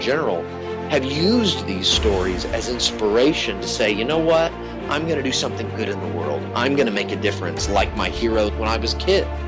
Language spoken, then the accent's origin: English; Connecticut, United States; moved away; I'm originally from Connecticut, so it was always either the Giants or the Patriots